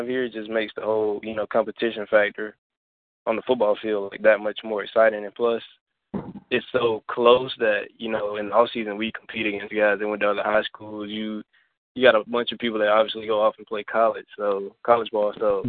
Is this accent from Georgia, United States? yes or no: yes; Atlanta, Georgia, United States; Yeah, I'm from Atlanta